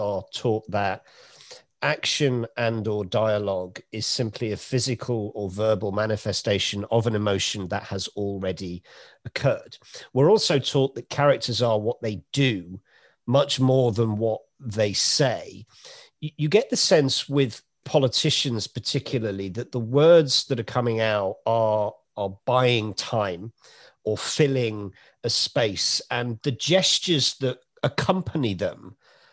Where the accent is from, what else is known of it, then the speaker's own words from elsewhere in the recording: Oldham, North West England, United Kingdom; also born or lived in Cheshire / Manchester; growing up in Oldham and Cheshire and going to school in Manchester